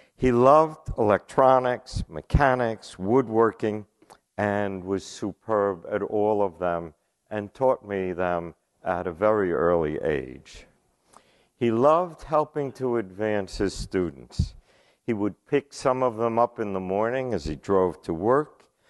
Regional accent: New York City, New York, United States; moved away; I was born and raised in the Bronx in New York.

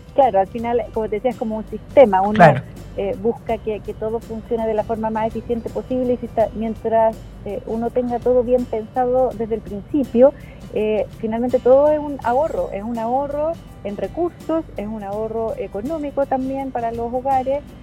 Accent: Santiago, Santiago Metropolitan Region, Chile; moved away as an adult; now in Valdivia, Chile; toda la vida viví en Santiago, nací en Santiago, viví toda la vida en Santiago y me trasladé al sur buscando mejor calidad de vida

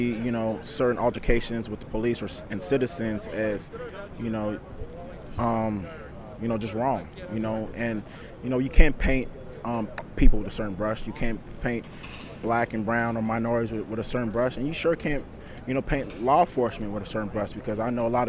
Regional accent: Los Angeles, California, United States; moved away; also born or lived in Hawaii; Growing up in Crenshaw, South Central LA.

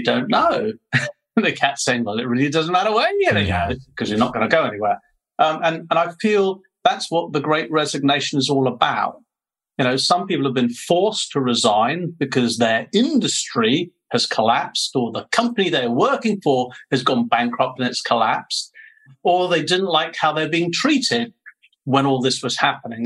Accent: United Kingdom; accent: British; moved away as an adult; now in Ho Chi Minh City, Vietnam; I'm a Brit, although people do accuse me of having an Australian twang

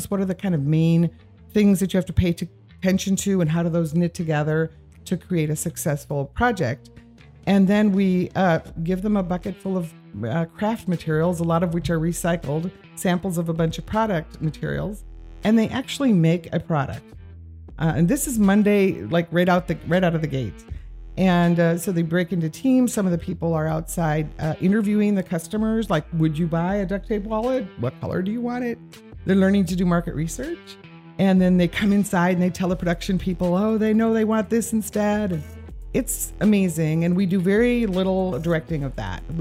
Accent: Midwest, United States; I grew up in the Midwest from with parents that were uh, from the Depression.

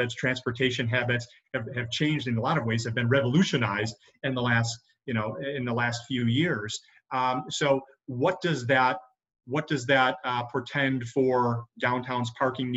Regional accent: Buffalo, New York, United States; moved away as an adult; now in Rochester, United States; I think I'm from Buffalo

